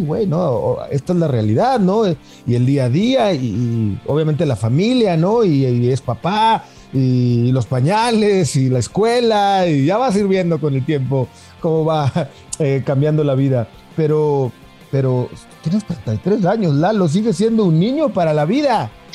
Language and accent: Spanish; Torreón, Coahuila, Mexico; moved away as an adult; now in Mexico City, Mexico; Tú sabes que yo soy lagunero, soy de Torreón. Llevo 15 años viviendo acá en la ciudad, pero soy lagunero